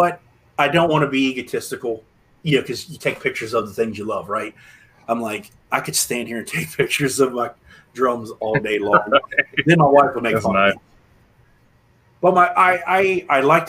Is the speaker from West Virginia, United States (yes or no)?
yes; Martinsburg, West Virginia, United States; also born or lived in Waynesboro, Pennsylvania; my hometown of Martinsburg, West Virginia.